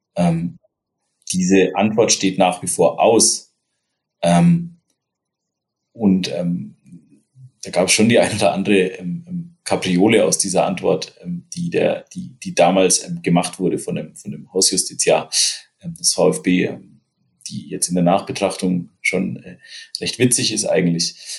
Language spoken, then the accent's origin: German; Upper Franconia, Bavaria, Germany; now in Hesse, Germany; ich bin ja Oberfranke